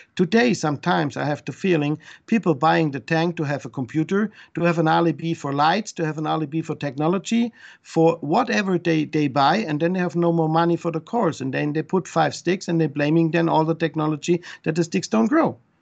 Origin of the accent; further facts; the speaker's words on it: Switzerland; English is a second language; moved away; also born or lived in Germany; I come from Switzerland